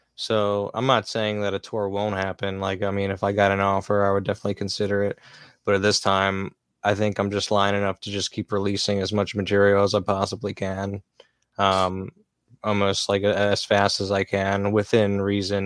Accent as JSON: {"language": "English", "town": "Lancaster", "region": "Pennsylvania", "country": "United States", "said": "Lancaster, Pennsylvania"}